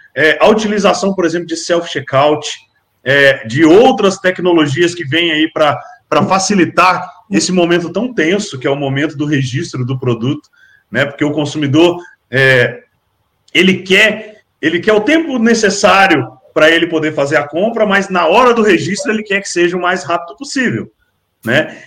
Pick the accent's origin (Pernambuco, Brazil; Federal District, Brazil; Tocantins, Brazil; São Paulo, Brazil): Federal District, Brazil; Brasília; now in Minas Gerais, Brazil; eu não sou daqui, eu sou de Brasília, mas eu, eu vivo em Minas Gerais